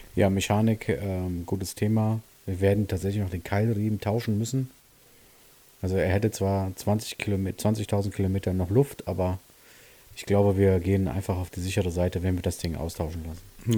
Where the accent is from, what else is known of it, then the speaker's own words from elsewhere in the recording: Siegen, North Rhine-Westphalia, Germany; bei uns in Siegen ja die, die sogenannte HTS, das ist so eine Stadtautobahn